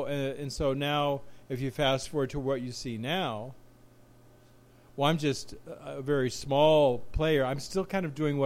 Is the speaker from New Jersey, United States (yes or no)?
no; Los Angeles, California, United States; You know, Los Angeles County mostly. Glendora, Cucamonga, Claremont.